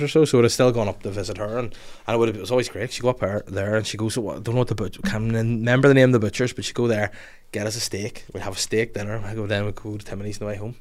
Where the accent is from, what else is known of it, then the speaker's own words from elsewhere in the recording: North Down, Northern Ireland, United Kingdom; I'm from North Down, born and bred and raised and live here to this day